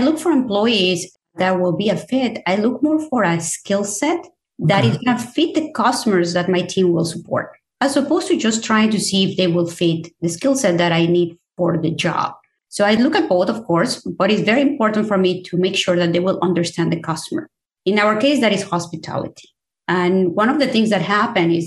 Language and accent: English; Mexico City, Mexico; moved away; I am originally from Mexico. I grew up in Mexico City.